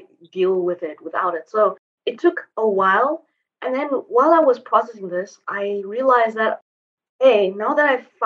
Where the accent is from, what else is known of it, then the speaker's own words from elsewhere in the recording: Zimbabwe; moved away as an adult; also born or lived in Asia / Europe / United States; now in Mauritius; basically I was born and raised in Zimbabwe.